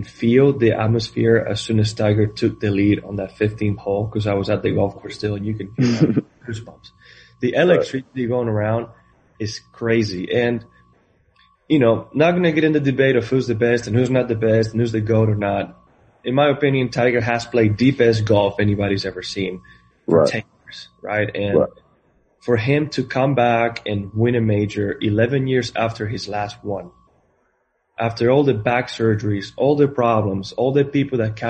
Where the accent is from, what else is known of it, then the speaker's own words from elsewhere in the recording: Spain; moved away as an adult; I'm coming from Spain. I grew up in a town with 1,200 people.